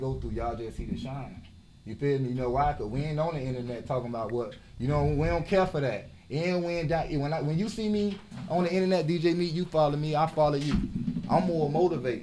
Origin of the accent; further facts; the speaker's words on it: Miami, Florida, United States; growing up in the inner city, I'm from Brownsville. I'm from Liberty City.